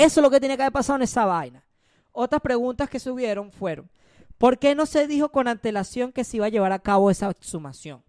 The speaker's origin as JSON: {"language": "Spanish", "country": "Venezuela", "said": "somos, de Venezuela"}